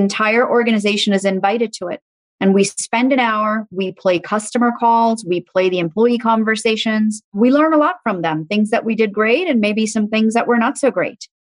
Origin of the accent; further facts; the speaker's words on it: Dubai, United Arab Emirates; also born or lived in Muscat, Oman; And so we lived in Muscat, Oman for a little bit, and then we moved to Dubai. And so I grew up in the Middle East, and Dubai is a beautiful, beautiful city.